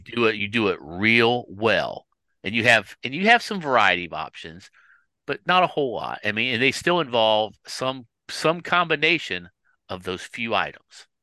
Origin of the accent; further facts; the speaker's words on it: Kansas City, United States; I'm from Kansas City